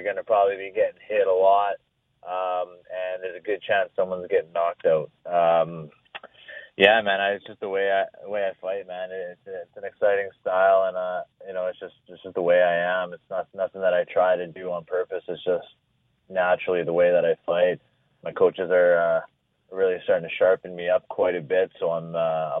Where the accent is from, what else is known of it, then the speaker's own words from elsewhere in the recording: Fort McMurray, Alberta, Canada; now in Edmonton, Canada; you're from Fort Mac